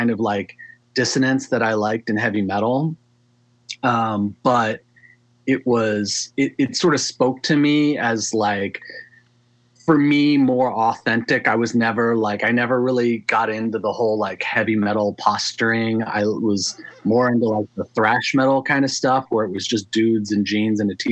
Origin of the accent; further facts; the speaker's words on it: Maryland, United States; I grew up in Maryland